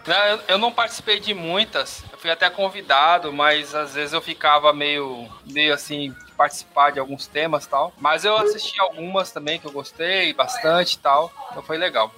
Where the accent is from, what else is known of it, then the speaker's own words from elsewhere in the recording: São Paulo, Brazil; moved away as an adult; now in Pernambuco, Brazil; Quando eu cheguei aqui, eu sou de São Paulo, e quando eu cheguei aqui em 2002